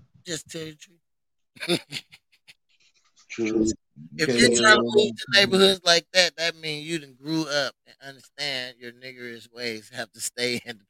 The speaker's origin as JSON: {"language": "English", "town": "East St. Louis", "region": "Illinois", "country": "United States", "also_born_or_lived": "Olympia, Washington / Lacey, Washington", "accent": "East St. Louis", "moved": "yes", "said": "You got an accent, because I was still sounding like East St. Louis"}